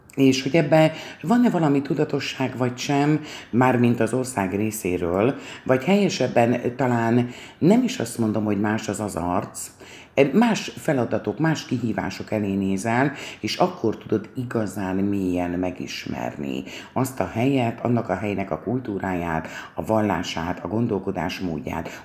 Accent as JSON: {"language": "Hungarian", "country": "Hungary", "said": "hisz magyarok vagyunk"}